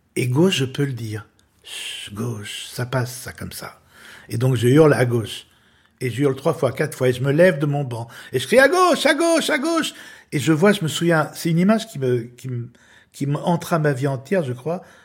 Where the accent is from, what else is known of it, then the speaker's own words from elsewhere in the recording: Lyon, Auvergne-Rhône-Alpes, France; j'ai été élevé à Lyon